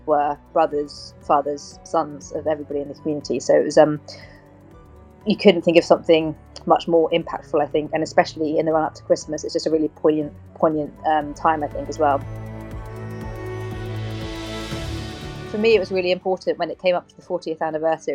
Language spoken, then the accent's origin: English; Cornwall, South West England, United Kingdom; I'm a Cornish girl